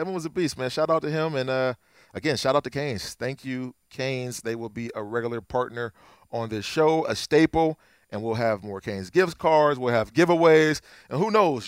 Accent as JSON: {"language": "English", "town": "Akron", "region": "Ohio", "country": "United States", "said": "I'm from Akron"}